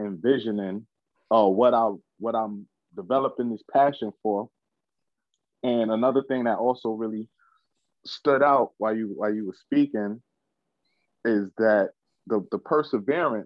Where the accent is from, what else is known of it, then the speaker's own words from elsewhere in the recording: New York City, New York, United States; I'm from Brooklyn, New York, Bed-Stuy precisely